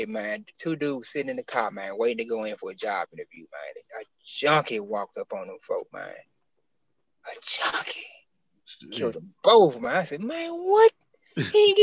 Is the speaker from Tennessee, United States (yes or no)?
yes; Memphis, Tennessee, United States; I'm from North Memphis, but it's just been the whole city